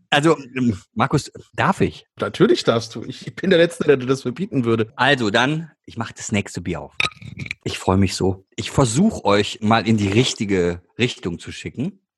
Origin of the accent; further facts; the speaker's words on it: Duisburg, North Rhine-Westphalia, Germany; ich komme ja aus dem Ruhrgebiet. Ja, ist mir bekannt. Und ganz genau bin ich Duisburger.